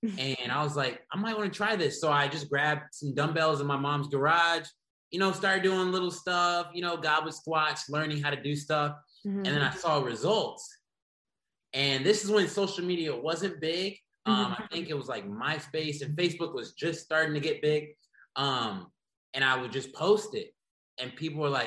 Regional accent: The Woodlands, Texas, United States; moved away as an adult; also born or lived in Houston, Texas; now in Los Angeles, United States; I was born and raised in Houston, Texas. Grew up in the Woodlands, Texas, outside of Houston suburbs

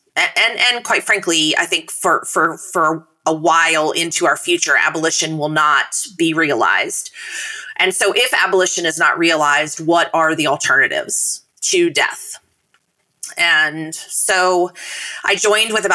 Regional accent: Tennessee, United States; the governor of my home state, Bill Lee

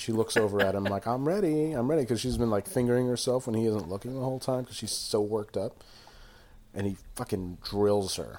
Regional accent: Glens Falls, New York, United States; accent: Glens Falls; moved away; my Glens Falls accent

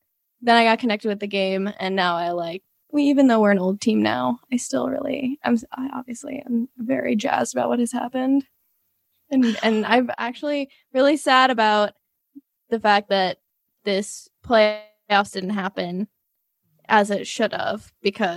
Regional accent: St. Louis, Missouri, United States; I'm from St. Louis

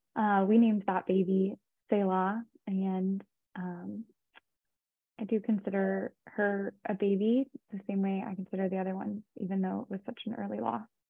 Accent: Austin, Texas, United States; I'm actually from Austin, Texas

